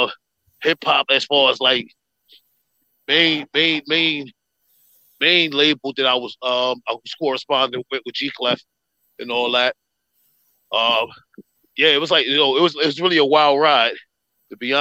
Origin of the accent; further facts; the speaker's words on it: New York, United States; also born or lived in Philadelphia, Pennsylvania; I'm a New Yorker to the core, but I was born in Philly